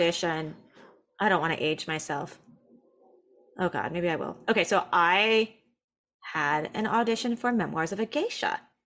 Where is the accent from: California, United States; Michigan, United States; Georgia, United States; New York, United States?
California, United States; Southern; growing up in Southern California, but I was in a very white school